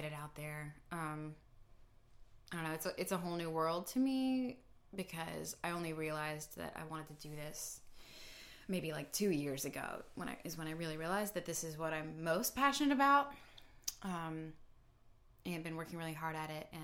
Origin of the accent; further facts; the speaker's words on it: United States; I'm a singer from America